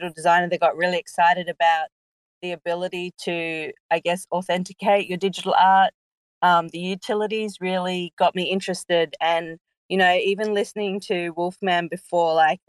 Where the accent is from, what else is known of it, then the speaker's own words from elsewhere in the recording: Sabah, Malaysia; now in Australia; I was born in Malaysia